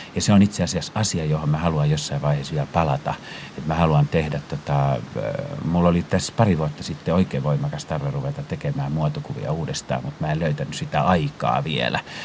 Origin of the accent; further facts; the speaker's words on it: Finland; moved away as an adult; also born or lived in Paris, France; tulin uudestaan Pariisista äh, kotimaahan